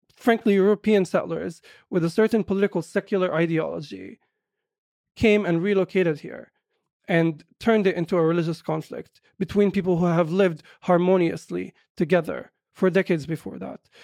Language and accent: English; Jerusalem, Palestine; English is a second language; also born or lived in New York; I was born and raised in Jerusalem. I speak perfect Arabic. I think my, my Arabic writing is much superior to my English writing